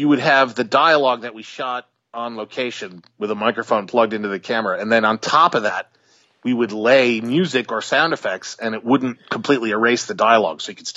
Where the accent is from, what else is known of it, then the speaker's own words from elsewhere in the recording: Albany, New York, United States; I grew up in Albany, which is about – 3-4 hours north of New York City